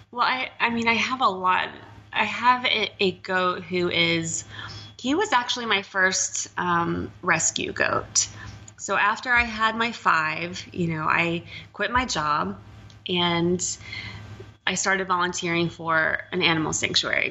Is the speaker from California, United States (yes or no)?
no; Texas, United States; moved away; I'm from Texas